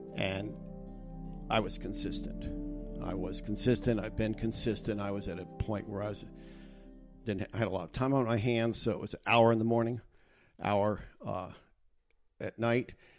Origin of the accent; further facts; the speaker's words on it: United States; I grew up in the United States.